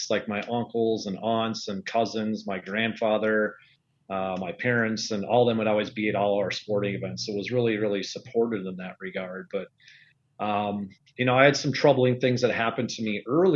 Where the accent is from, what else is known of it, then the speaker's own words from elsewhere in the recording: Oakdale, Minnesota, United States; I grew up in the suburbs of St. Paul, Oakdale, Minnesota